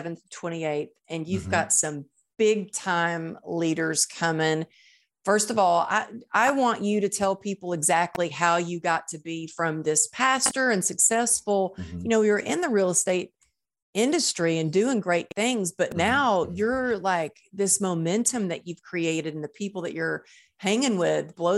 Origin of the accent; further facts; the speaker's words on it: Texas, United States; I grew up in Texas in the Bible Belt